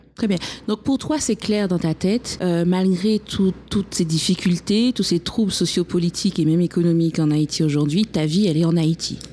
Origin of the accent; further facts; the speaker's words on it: Guadeloupe; chez moi en Guadeloupe, on a aussi beaucoup de préjugés concernant les femmes même si nous sommes un territoire, euh, un département français, mais nous sommes quand même des Caribéens